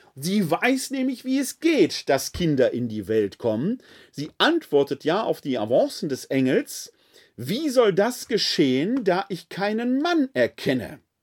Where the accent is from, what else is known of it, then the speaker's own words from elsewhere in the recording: Essen, North Rhine-Westphalia, Germany; als Kind des Ruhrgebietes, insbesondere meiner Heimatstadt Essen